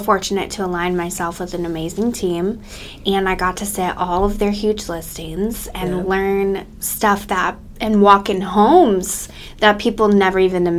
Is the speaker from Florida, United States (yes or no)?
yes; Fort Myers, Florida, United States; also born or lived in Virginia; I was born and raised in Southwest Florida. I'm a fourth generation realtor, and my kids are the fifth generation here in Fort Myers.